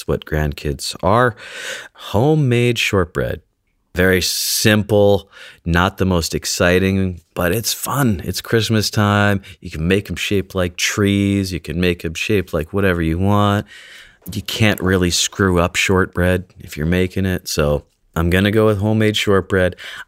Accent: British Columbia, Canada; I grew up on Vancouver Island, about 10 minutes south of a city called Nanaimo, which apparently that's where these come from.

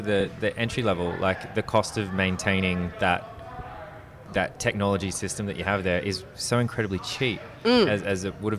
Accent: Sydney, New South Wales, Australia; we're all from Sydney.

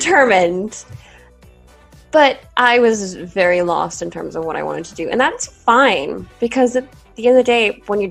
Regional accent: Portugal; first language English; moved away as an adult; I'm Portuguese and I live in Portugal and I've always gone to international schools

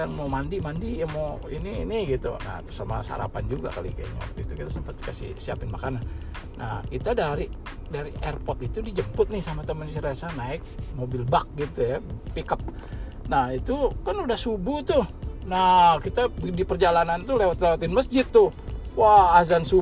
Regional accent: Indonesia; wah selama ini gue waktu dari kecil sampai gede di Indo gitu yang udah biasa denger beginian tiba-tiba hilang gitu nah saat ini gue balik ke Indo kedengeran lagi gitu

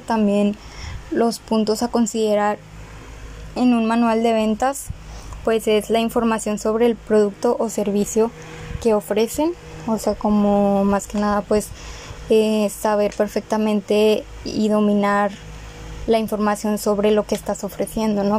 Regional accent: Monterrey, Nuevo León, Mexico; also born or lived in Galeana, Nuevo León; vivo en Monterrey, nací en Galeana, Galeana, Nuevo León. ahí duré seis años. Hasta los seis años viví ahí y pues nos vinimos a vivir aquí a Monterrey

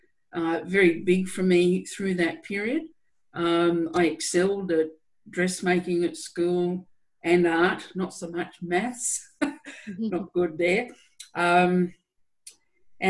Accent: New South Wales, Australia; I'm an Australian, born in New South Wales in Australia, in a rural town. And I had a pretty, I think, ordinary upbringing

